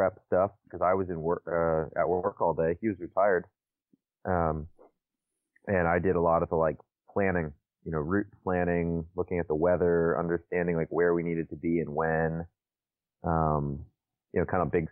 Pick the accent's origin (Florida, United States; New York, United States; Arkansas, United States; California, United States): Florida, United States; Naples; I am from Naples, Florida, on the West Coast.